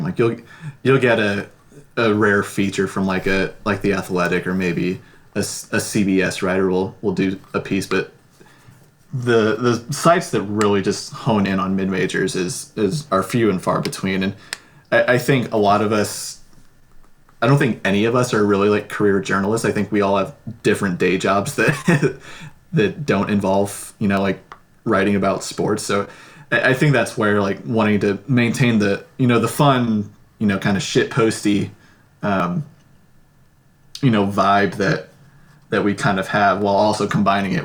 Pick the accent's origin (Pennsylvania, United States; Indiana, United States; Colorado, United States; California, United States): Indiana, United States; Fort Wayne; my hometown of Fort Wayne